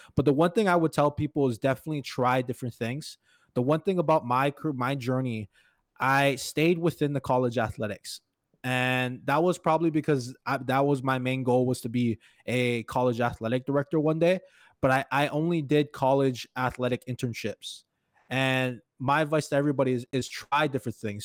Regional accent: Hawaii, United States; moved away as an adult; now in Crookston, United States; I'm actually originally from Hawaii, and now I live in Crookston, Minnesota, about six years now.

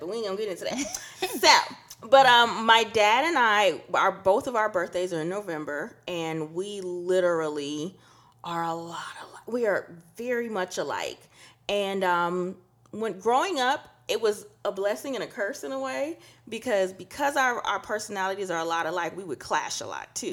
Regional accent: Trinidad & Tobago; we're from Trinidad, and it's a good old, you know, Catholic

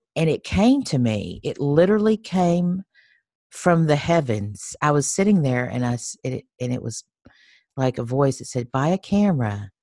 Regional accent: Texas, United States; moved away as an adult; also born or lived in Nashville; I am a Texan. I'm originally from Texas, and um, I lived in Nashville for 10 years

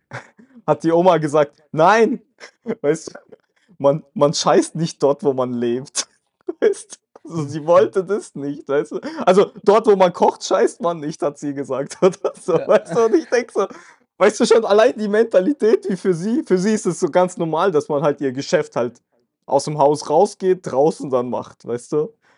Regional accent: Germany; also born or lived in Kazakhstan; ich bin ja auch aus Kasachstan gekommen. Aber ich war ja sehr klein, ich kann mich ja daran gar nicht erinnern, wie wir da gelebt haben, sondern für mich ist Deutschland meine Heimat, ich bin da groß geworden

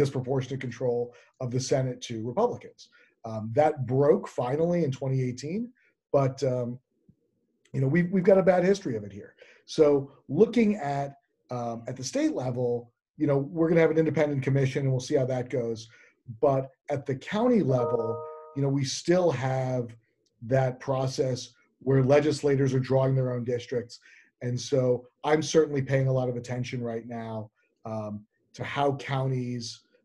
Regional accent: New York City, New York, United States; I'm a fifth generation New Yorker. I actually am not just a fifth generation New Yorker. I'm a fifth generation Bronxite. So I live here in the Bronx

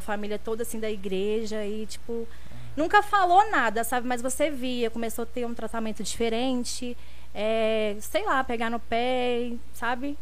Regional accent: Guaçuí, Espírito Santo, Brazil; now in São Paulo, Brazil; Eu sou de Guaçuí, interior do Espírito Santo

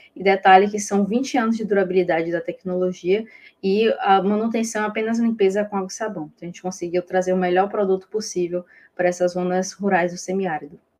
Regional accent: Bahia, Brazil; eu sou baiana

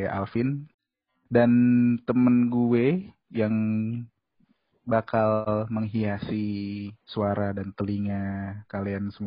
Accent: Depok, West Java, Indonesia; Ini kenalin semuanya … Gua itu orang asli Depok ya. Ya mungkin yang nggak tahu Depok itu berdekatan sama Jakarta ya.

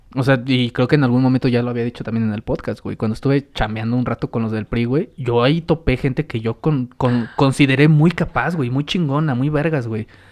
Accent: Mexico

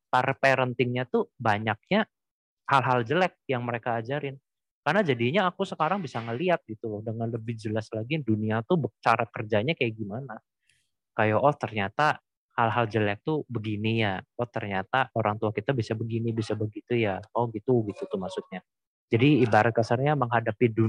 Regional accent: Cirebon, West Java, Indonesia; kalau dulu kan di kampung halamanku di uh, ini Cirebon kan kota kecil ya

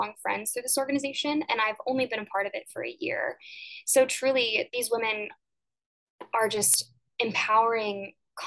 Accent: Jefferson City, Missouri, United States; now in Springfield, United States; I am originally from Jefferson City, Missouri, the capital, which was an amazing place to grow up.

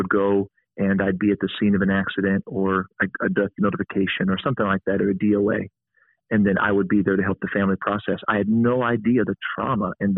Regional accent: Mount Vernon, Ohio, United States; also born or lived in St. Louis / Florida; I'm also privileged to be a police chaplain for the Mount Vernon Police Department here in my hometown in Ohio

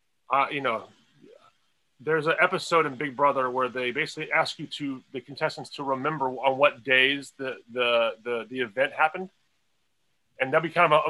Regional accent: Virginia, United States; moved away as an adult; also born or lived in Los Angeles / New York; now in Santa Monica, United States; where I grew up in Virginia

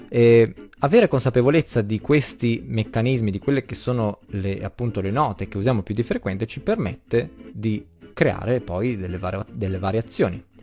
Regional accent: Emilia-Romagna, Italy; accent: Emilian; also born or lived in Abruzzo; sono nato in Abruzzo, ma, eh, ho sempre vissuto in Emilia, quindi in realtà sì, ho l'accento emiliano

